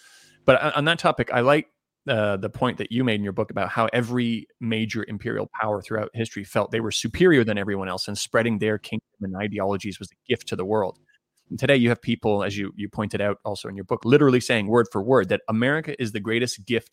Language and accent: English; Canada; I grew up in Canada